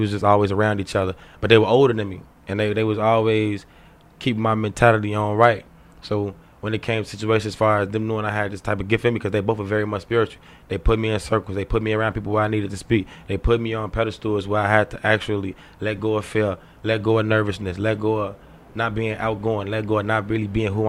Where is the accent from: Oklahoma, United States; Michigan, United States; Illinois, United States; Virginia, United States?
Illinois, United States; Chicago; I've been in the streets all my life. I'm from Roseland area, the hundreds.